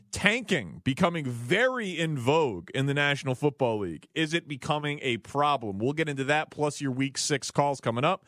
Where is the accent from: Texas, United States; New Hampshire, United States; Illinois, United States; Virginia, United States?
Illinois, United States; Chicago; also born or lived in Kansas City; I'm from Chicago